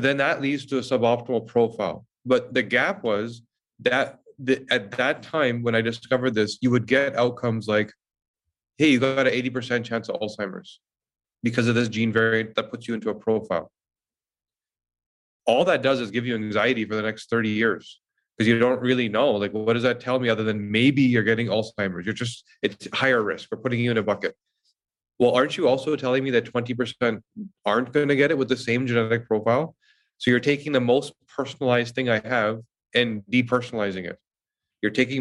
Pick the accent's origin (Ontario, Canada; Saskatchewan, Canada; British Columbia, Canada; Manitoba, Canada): British Columbia, Canada; Vancouver; moved away as an adult; now in Toronto, Canada; I moved from Vancouver to Toronto and didn't know anybody